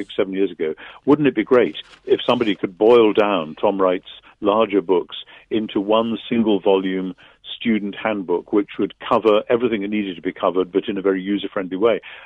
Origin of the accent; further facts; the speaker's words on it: United Kingdom; I'm British